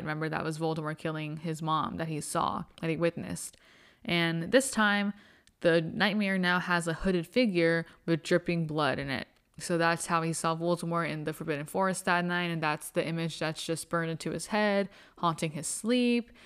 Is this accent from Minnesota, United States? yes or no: no; Arizona, United States; I'm from Arizona